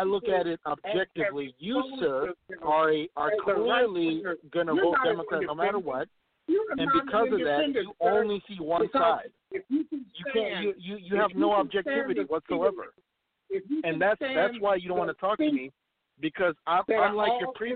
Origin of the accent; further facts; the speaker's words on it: Minnesota, United States; I'm from Minnesota, I live here, I travel around